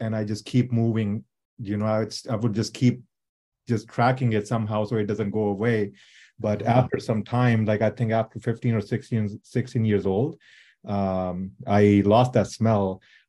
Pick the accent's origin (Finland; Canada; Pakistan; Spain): Pakistan; now in San Diego, United States